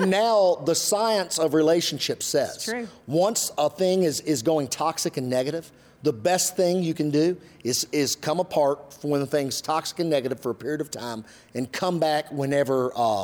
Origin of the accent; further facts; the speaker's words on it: Western Kentucky, United States; I'm from Western Kentucky